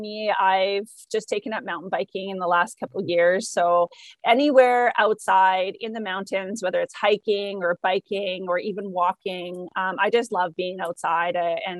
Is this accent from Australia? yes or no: no; Langley, British Columbia, Canada; I grew up in Langley. Okay. So just in the lower mainland.